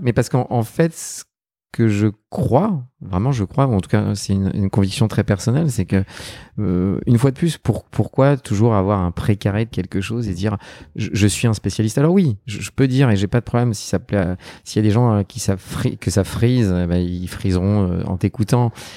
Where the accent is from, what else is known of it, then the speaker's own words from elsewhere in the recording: Neuilly-sur-Seine, Île-de-France, France; Je suis un enfant de Neuilly sur seine